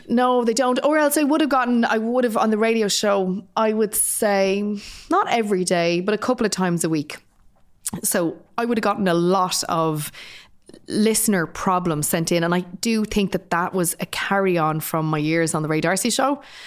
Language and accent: English; Dublin, Leinster, Ireland; I'm also from working class Dublin, I'm from Finglas.